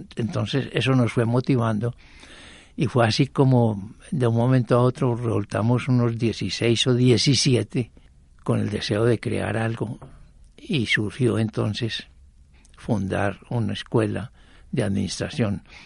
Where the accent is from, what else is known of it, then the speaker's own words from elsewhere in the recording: Armenia, Quindío, Colombia; moved away as an adult; also born or lived in Jericó, Antioquia; now in Medellín, Colombia; Yo nací en Jericó y de seis meses me llevaron a lomo de mula hasta Armenia Quindío